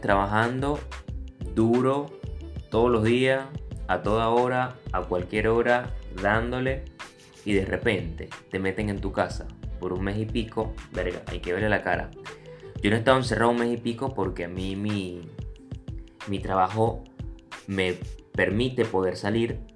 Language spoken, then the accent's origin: Spanish; Venezuela; moved away as an adult; yo me vine de Venezuela hace 5 años